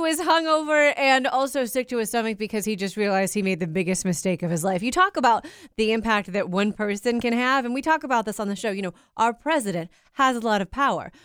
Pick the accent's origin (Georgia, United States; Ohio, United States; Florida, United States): Ohio, United States; Cincinnati; I'm from Cincinnati